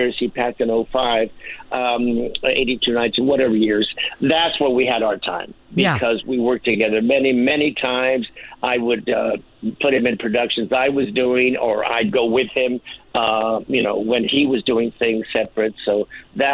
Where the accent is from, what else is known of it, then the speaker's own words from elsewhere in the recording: Los Angeles, California, United States; moved away as an adult; also born or lived in New York; taking drama class in junior high, don't ask, in East L.A. in the 50s